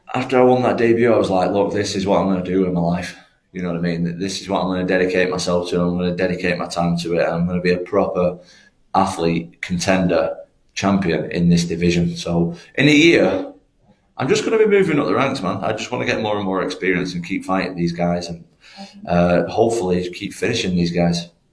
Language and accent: English; Manchester, North West England, United Kingdom; I'm not actually from Liverpool. I just train in Liverpool. I'm from Manchester